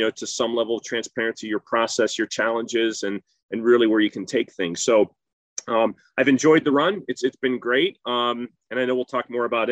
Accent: South Central Pennsylvania, United States; moved away as an adult; also born or lived in Rochester, New York; I grew up in South Central Pennsylvania

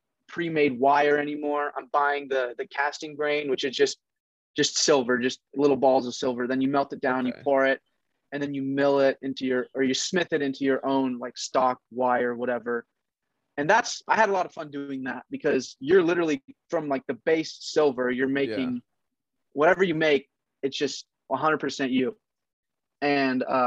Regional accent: Oregon, United States; also born or lived in Kent, Washington; Right now I'm in Oregon. I'm from Oregon. I'm like an hour away from Portland.

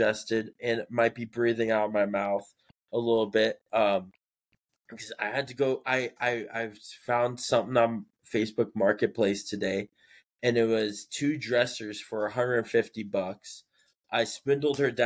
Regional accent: Aurora, Colorado, United States; moved away; I grew up in Southeast Aurora, Northeast Park. That's where I grew up.

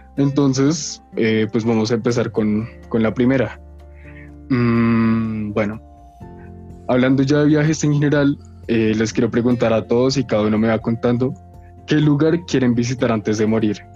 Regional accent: Colombia; yo orgulloso de ser colombiano

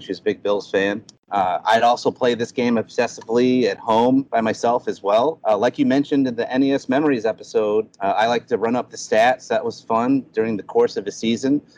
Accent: Syracuse, New York, United States; moved away as an adult; also born or lived in South Korea; now in Saudi Arabia; my hometown of Syracuse, New York

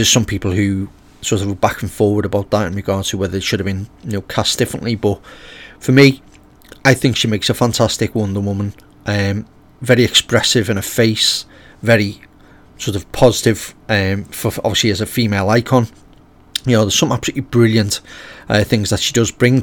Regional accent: United Kingdom; being British myself

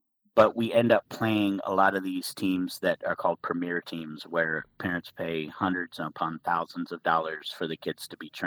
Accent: Phoenix, Arizona, United States; growing up in Phoenix

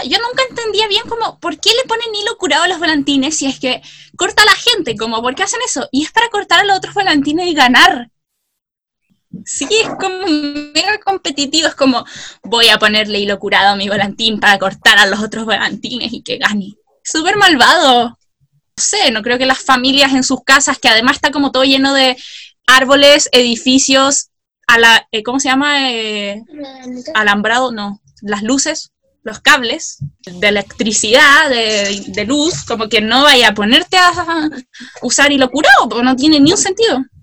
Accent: Chile; yo soy chilena porque nací en Chile

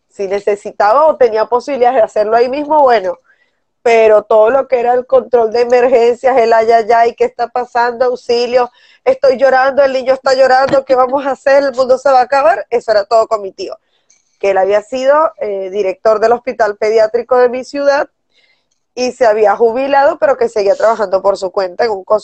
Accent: northern Mexico, Mexico; soy sudaca, México, que de Norteamérica, estúpida! ¡Soy

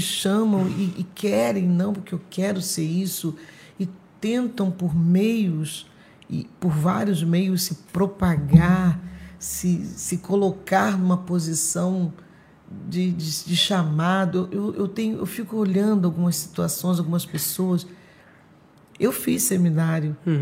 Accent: Araruama, Rio de Janeiro, Brazil; also born or lived in São Gonçalo; Sou dessa terra, Araruama, mas estamos ali em São Gonçalo, né? Já nascemos em Araruama

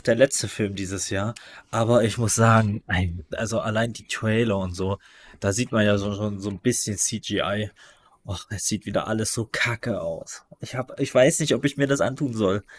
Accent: East Germany, Germany; als Ostdeutscher bin ich

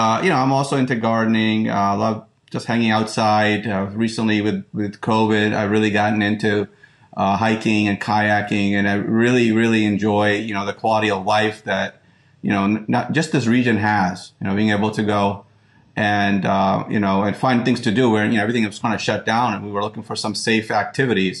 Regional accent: Upper Macungie, Pennsylvania, United States; I grew up in Cameo Woods

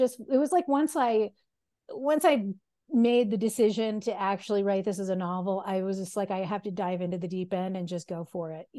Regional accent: United States; I'm an American, I'm not Dutch.

